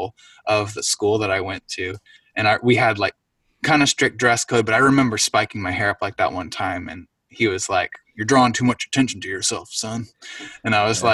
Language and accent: English; Tioga County, Pennsylvania, United States; I grew up in Pennsylvania, so East Coast. I lived in Tioga County